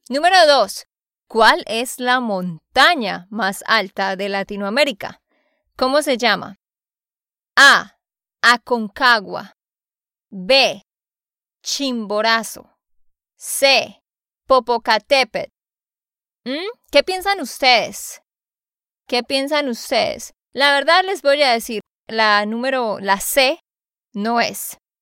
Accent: Santander, Colombia; de Santander, Colombia

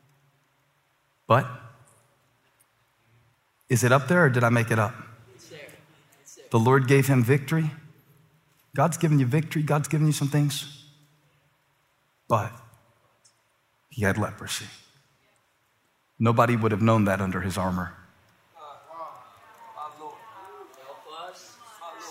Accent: Moncks Corner, South Carolina, United States; now in Charlotte, United States; I grew up in the Monk's Corner bubble where boiled peanuts were a delicacy

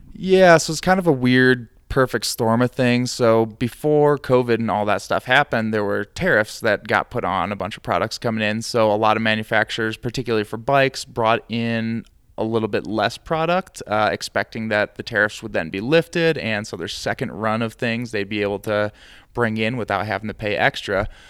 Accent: Midwest, United States; now in Santa Fe, United States; I'm from the Midwest, and we get pretty bad humidity

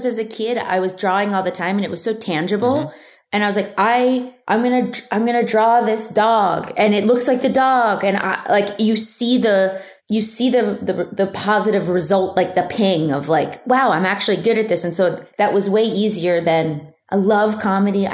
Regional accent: Philadelphia, Pennsylvania, United States; I'm from Philadelphia, around the tri-state area

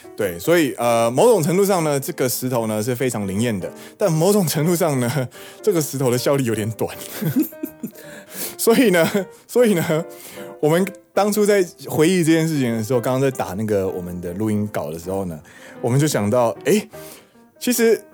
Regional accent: Taiwan; now in Osaka, Japan; 身为台湾人的怒吼

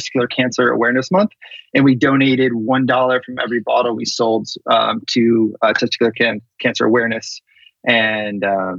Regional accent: Chicago, Illinois, United States; moved away as an adult; also born or lived in Wisconsin; now in Los Angeles, United States; Grew up in the suburbs of Chicago, Illinois.

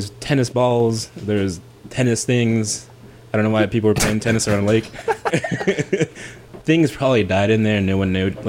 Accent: Oakland, California, United States; also born or lived in San Francisco; growing up in Oakland

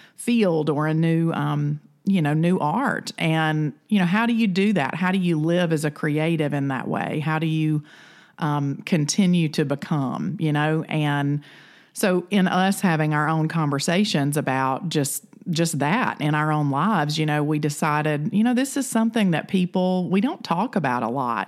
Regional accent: the South, United States; I'm from the South

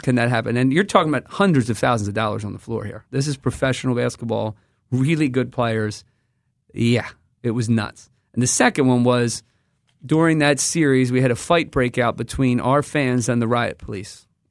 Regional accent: United States; I come from the United States of America.

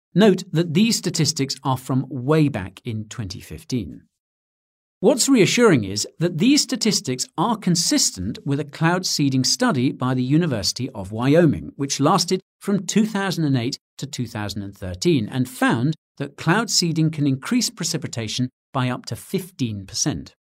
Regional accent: United Kingdom; Being British

